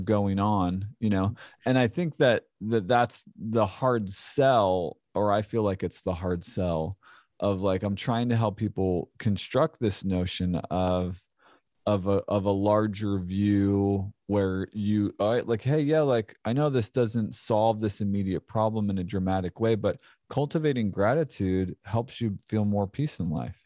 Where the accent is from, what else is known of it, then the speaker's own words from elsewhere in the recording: Philadelphia, Pennsylvania, United States; now in Clarksville, United States; I grew up in Philadelphia, the suburbs of Philadelphia